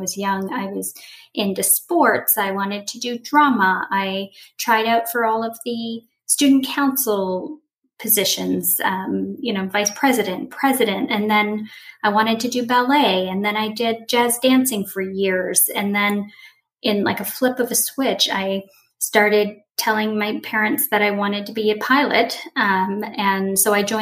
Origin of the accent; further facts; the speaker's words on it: Moncton, New Brunswick, Canada; born and raised East Canada, I was born in Moncton, New Brunswick